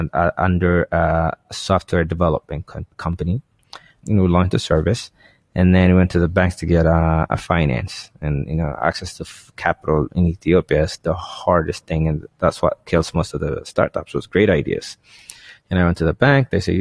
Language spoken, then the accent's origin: English; United States; I said, no, I grew up in the States and I have nothing.